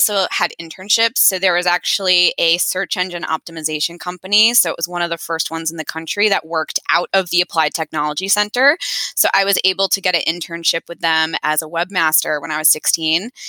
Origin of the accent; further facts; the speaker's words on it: Peterborough, New Hampshire, United States; also born or lived in Washington, D.C. area; I grew up in New Hampshire and then went to the DC area for college, lived there for 15 years, and then moved back to New Hampshire 2.5 years ago.